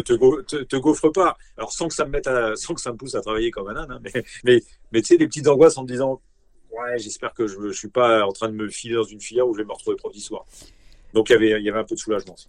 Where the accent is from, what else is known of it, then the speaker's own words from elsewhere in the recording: Nancy, Grand Est, France; moved away; also born or lived in Paris; je suis originaire de Nancy